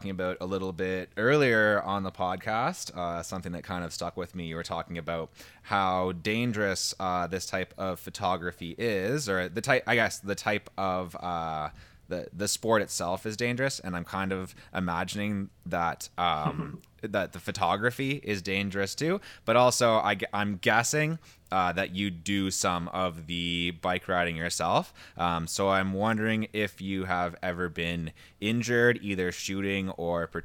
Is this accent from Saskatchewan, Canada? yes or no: no; Timmins, Ontario, Canada; I'm from t- I, am from i am from Timmins.